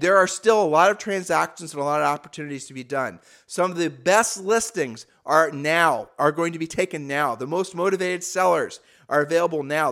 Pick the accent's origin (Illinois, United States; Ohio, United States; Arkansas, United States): Ohio, United States; moved away; we're from Ohio